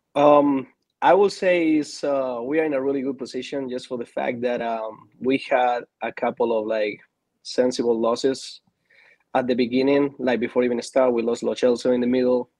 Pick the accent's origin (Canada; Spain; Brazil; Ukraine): Spain; moved away as an adult; also born or lived in Argentina; now in Atlanta, United States; I'm from Argentina. I moved to Spain when I was five years old, so I played my whole career back there.